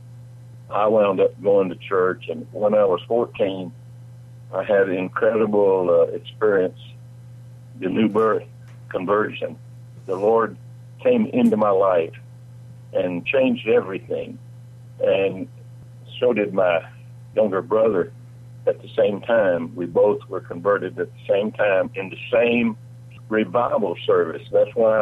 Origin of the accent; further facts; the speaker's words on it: Lamar County, Alabama, United States; also born or lived in Nashville, Tennessee; now in Tennessee, United States; I grew up in a rural county, Lamar County, Alabama.